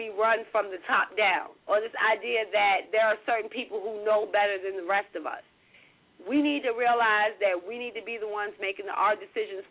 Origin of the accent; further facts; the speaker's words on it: Richmond, Virginia, United States; moved away; Richmond. Go back to my hometown